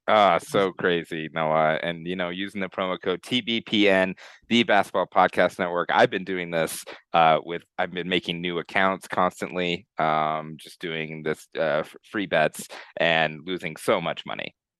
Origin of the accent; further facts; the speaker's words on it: Colorado Springs, Colorado, United States; growing up in Colorado Springs